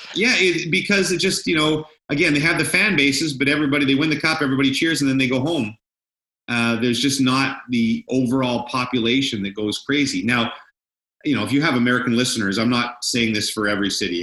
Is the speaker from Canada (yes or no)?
yes; Ottawa, Ontario, Canada; moved away as an adult; also born or lived in Edmonton / Halifax / Victoria / British Columbia; growing up in Ottawa, I was there all the time